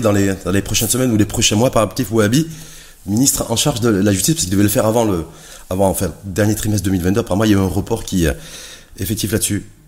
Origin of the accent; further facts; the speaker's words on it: Morocco; chez nous, au Maroc